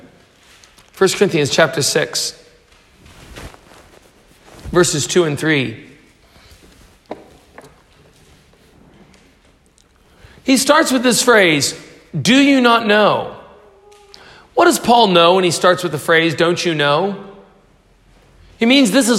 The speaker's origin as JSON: {"language": "English", "country": "United States", "said": "I'm from the U.S."}